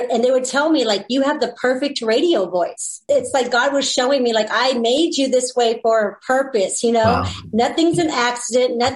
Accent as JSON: {"language": "English", "region": "California", "country": "United States", "said": "I'm from California. So, you know, it's very liberal"}